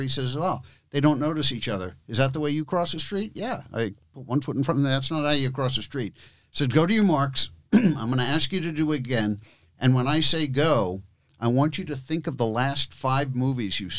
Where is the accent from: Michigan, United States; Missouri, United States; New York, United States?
New York, United States; New York City; I'm from New York City